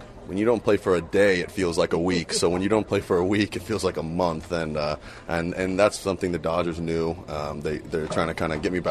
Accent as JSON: {"language": "English", "town": "Las Vegas", "region": "Nevada", "country": "United States", "tie": "born or raised there", "also_born_or_lived": "Southern California / New York", "moved": "as an adult", "lives_now": "Los Angeles, United States", "said": "growing up in Las Vegas, we played year-round"}